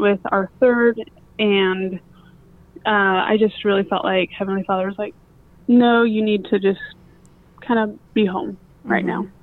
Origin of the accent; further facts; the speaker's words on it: Price, Utah, United States; moved away as an adult; also born or lived in San Jose, California / Klamath Falls, Oregon / Salt Lake City, Utah; now in St. Louis, United States; I'm originally from Price, Utah. Spent a lot of my childhood in San Jose, California, before going back to Price. Uh, then a couple of years in a small town outside of Klamath Falls, Oregon, before again going back to Price